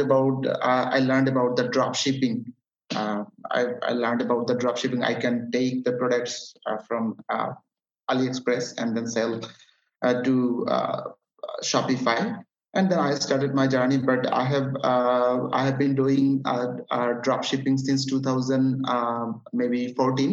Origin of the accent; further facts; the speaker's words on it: Chattogram, Chittagong Division, Bangladesh; English is a second language; I'm from Bangladesh, living in Chattogram. My city name is Chattogram.